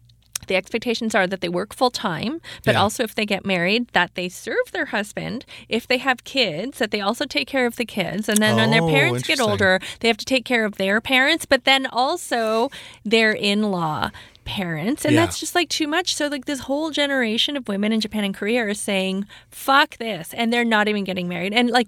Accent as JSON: {"language": "English", "town": "Toronto", "region": "Ontario", "country": "Canada", "tie": "born or raised there", "moved": "as an adult", "lives_now": "Vancouver, Canada", "said": "I was born and raised in Toronto. I did most of my dating in Toronto."}